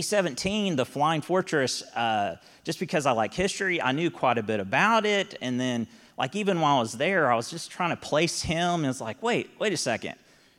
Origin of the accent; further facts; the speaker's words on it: Texas, United States; And I'm like, yeah, we're from Texas, and most of us were.